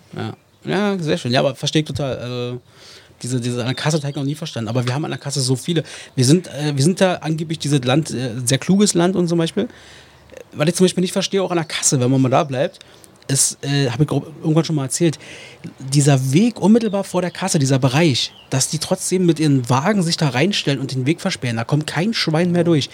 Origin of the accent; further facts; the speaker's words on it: Germany; als Deutsche